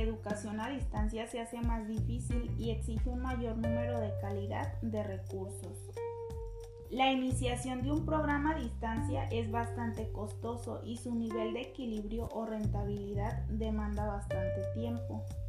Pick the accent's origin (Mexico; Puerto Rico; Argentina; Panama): Mexico; Jamay, Jalisco; soy de Jamay, Jalisco